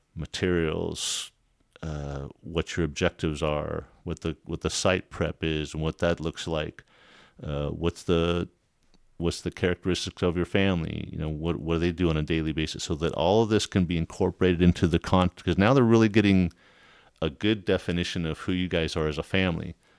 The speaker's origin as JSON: {"language": "English", "area": "a small town south of Los Angeles", "region": "California", "country": "United States", "tie": "born or raised there", "said": "When I grew up in California, in Los Angeles, a small town south of Los Angeles."}